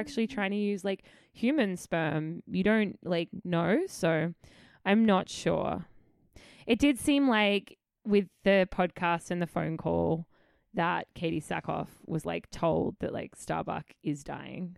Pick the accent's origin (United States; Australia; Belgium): Australia; Adelaide, South Australia; moved away as an adult; I just lived my childhood in Adelaide. I am proudly